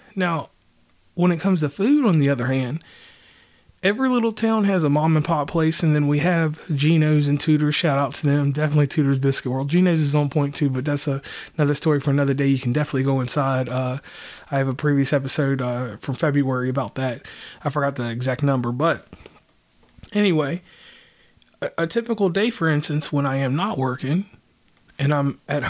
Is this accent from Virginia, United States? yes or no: yes; Lynchburg, Virginia, United States; now in West Virginia, United States; I am from West Virginia. That's where I live. I am originally from Virginia, the town of Lynchburg. And from that place, I left and I have been a West Virginian since over 15 years.